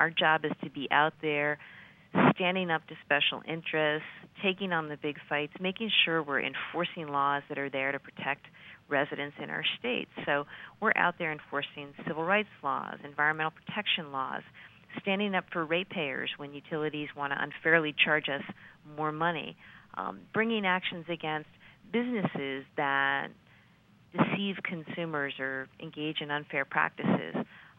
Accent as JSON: {"language": "English", "region": "New Hampshire", "country": "United States", "tie": "born or raised there", "also_born_or_lived": "Massachusetts", "moved": "as an adult", "said": "I grew up actually in New Hampshire, but went to school in Massachusetts, first at Harvard"}